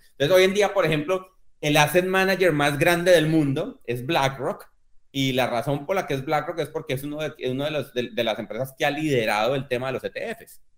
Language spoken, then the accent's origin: Spanish; Colombia; yo crecí precisamente en Colombia